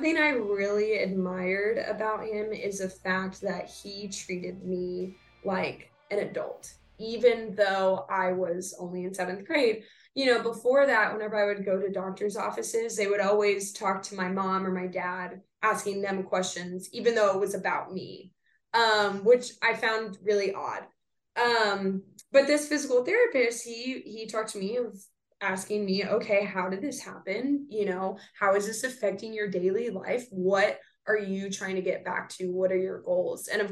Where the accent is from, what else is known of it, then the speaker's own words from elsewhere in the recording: San Antonio, Texas, United States; now in Dallas, United States; I'm originally from San Antonio